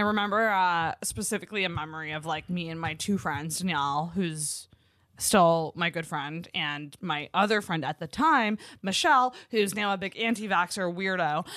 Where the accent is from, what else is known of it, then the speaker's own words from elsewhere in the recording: Antigonish, Nova Scotia, Canada; I'm from Agenesh